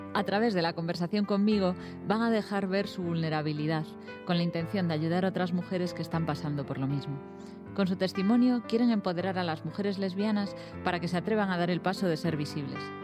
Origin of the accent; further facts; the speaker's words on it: A Coruña, Galicia, Spain; yo soy coruñesa